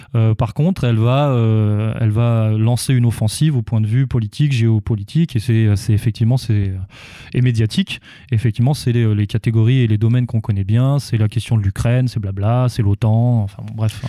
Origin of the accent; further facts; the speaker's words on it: France; nous, en tant que, en tant que Français